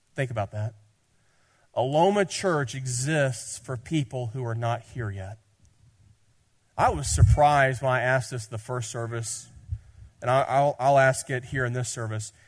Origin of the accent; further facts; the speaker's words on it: Tennessee, United States; I'm from Tennessee